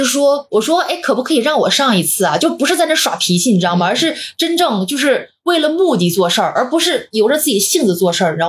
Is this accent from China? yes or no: yes; northern China, China; now in Shanghai, China; 因为我是北方人嘛，然后从小在北方长大，我本来是不习惯南方的